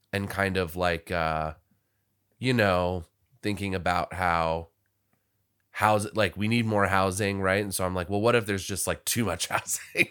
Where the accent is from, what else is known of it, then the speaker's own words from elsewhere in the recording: Washington, District of Columbia, United States; now in Los Angeles, United States; I'm from Washington, D C, where we had, you know, a lot of his-, historical